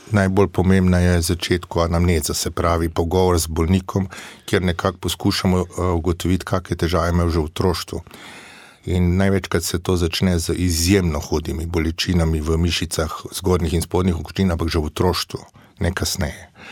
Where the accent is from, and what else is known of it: Slovenia